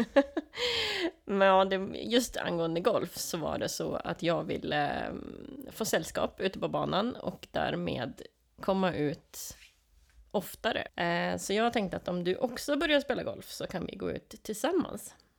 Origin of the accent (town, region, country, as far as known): Sweden